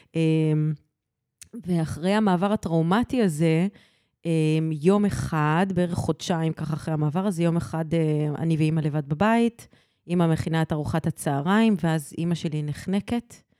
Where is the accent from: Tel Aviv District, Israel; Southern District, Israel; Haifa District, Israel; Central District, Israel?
Central District, Israel; Petah Tikva; also born or lived in Arad; עברנו לפתח תקווה